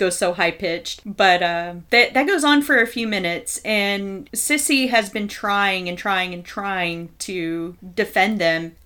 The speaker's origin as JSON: {"language": "English", "region": "Texas", "country": "United States", "said": "We're from Texas"}